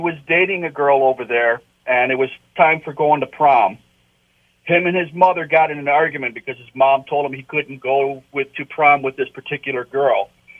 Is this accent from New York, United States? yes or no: yes; Niagara Falls, New York, United States; moved away; back where I grew up, I'm from Niagara Falls, New York originally. Me and my wife met in high school over there, okay?